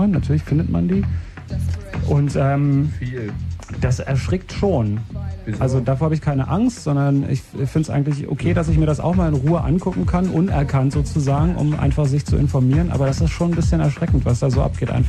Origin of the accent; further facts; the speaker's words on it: Rhineland, Germany; Hallo. Ich komme aus dem Rheinland.